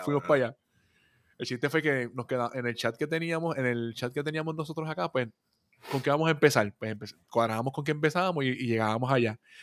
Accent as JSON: {"language": "Spanish", "country": "Puerto Rico", "said": "somos puertorriqueños"}